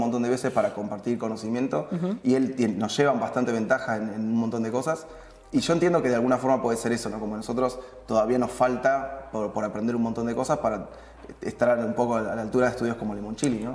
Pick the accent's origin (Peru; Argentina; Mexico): Argentina; La Plata, Buenos Aires Province; also born or lived in Singapore; yo soy, de La Plata